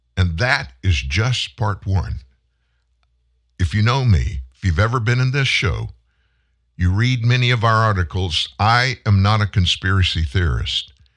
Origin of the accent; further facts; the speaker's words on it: Texas, United States; I'm from Texas. I live not far away from your border